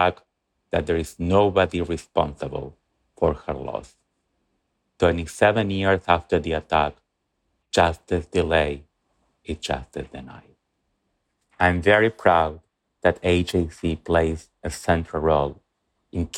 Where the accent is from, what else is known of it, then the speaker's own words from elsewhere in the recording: Buenos Aires, Argentina; As an Argentine Jew myself, born and raised in Buenos Aires